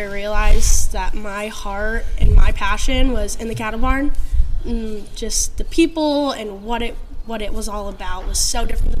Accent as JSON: {"language": "English", "area": "just south of Tipton", "region": "eastern Iowa", "country": "United States", "tie": "born or raised there", "said": "I grew up here over in eastern Iowa, just south of Tipton."}